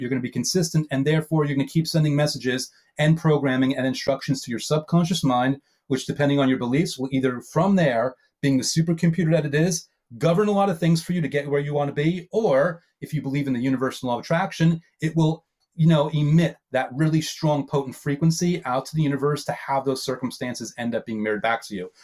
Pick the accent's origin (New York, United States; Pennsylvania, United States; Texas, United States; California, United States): New York, United States; I'm a New Yorker, so old school